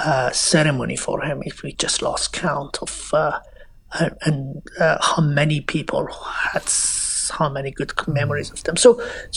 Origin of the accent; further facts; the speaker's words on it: Iran; moved away; I came from Iran